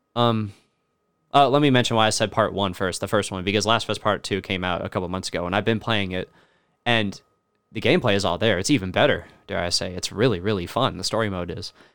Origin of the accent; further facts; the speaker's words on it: Alabama, United States; now in Kentucky, United States; I've always lived, like, in the city, despite the fact that I'm from Alabama